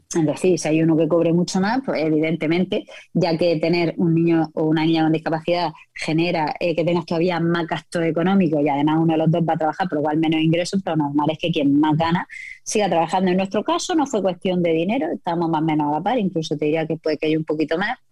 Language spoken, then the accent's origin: Spanish; Murcia, Region of Murcia, Spain; soy de Murcia, los reconocimientos de voz no funcionan conmigo.